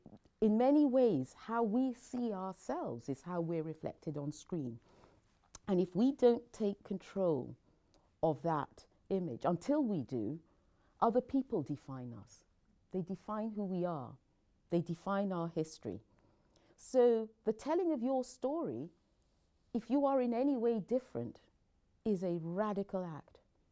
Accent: Nigeria; born there; also born or lived in England; I was born in Nigeria. I came to England when I was young. And then, rather like Belle, my mother fell ill. And so we returned to Nigeria.

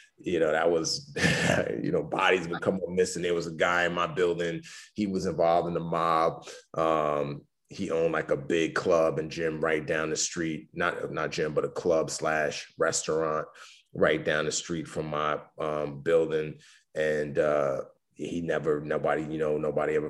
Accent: New York City, New York, United States; also born or lived in Lagos, Nigeria; When my dad died, she permanently relocated us back to the Bronx, New York. So, you know, I grew up, you know, in the Bronx

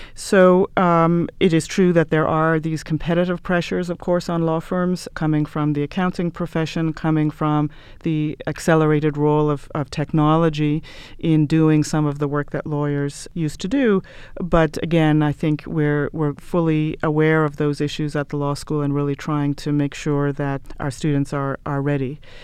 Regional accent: Ireland; moved away as an adult; I'm from Ireland originally

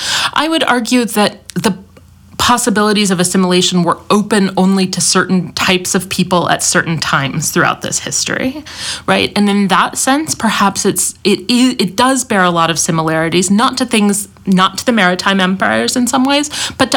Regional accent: United States; as an American

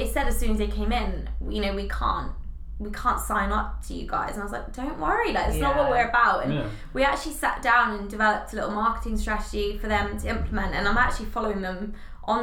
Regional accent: Devon, South West England, United Kingdom; moved away; I'm from Devon

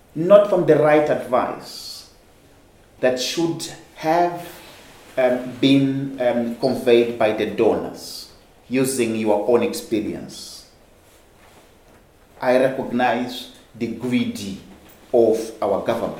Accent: Mozambique

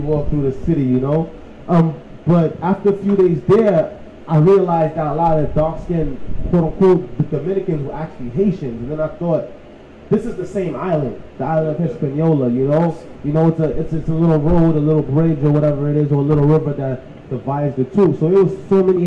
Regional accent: New York City, New York, United States; I'm not from the Bronx. I'm actually from Brooklyn.

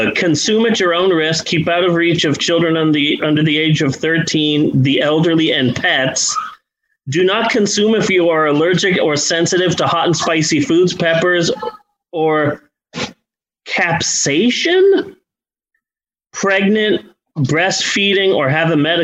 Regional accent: Arizona, United States; I am from Arizona

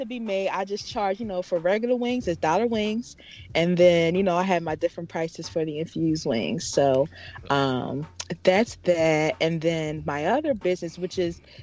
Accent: Philadelphia, Pennsylvania, United States; I am from Philly

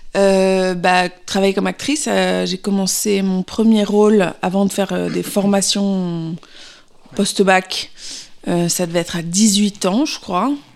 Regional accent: Paris, Île-de-France, France; moved away as an adult; also born or lived in London; je suis née à Paris

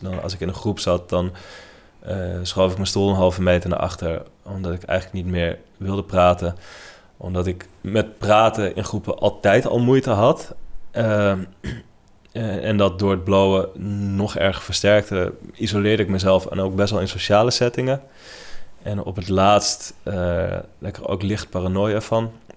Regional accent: Netherlands; ik kom uit Nederland

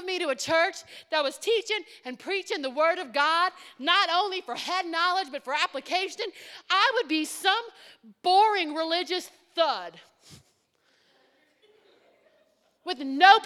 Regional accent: Cajun French, Louisiana, United States; we're all Cajun French

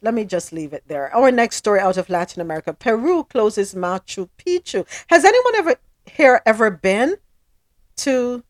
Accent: Jamaica; Yes, I'm from Jamaica

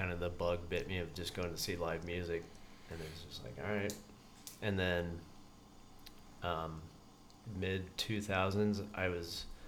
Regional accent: Vail, Colorado, United States; now in San Luis Obispo, United States; I grew up in Vail, Colorado

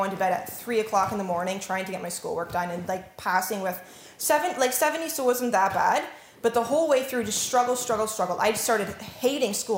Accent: Norwich, Ontario, Canada; also born or lived in Otterville, Ontario; I grew up in Norwich all of my life

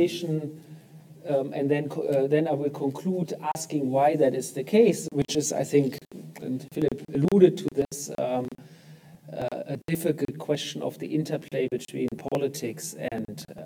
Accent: Germany; in my home country in Germany

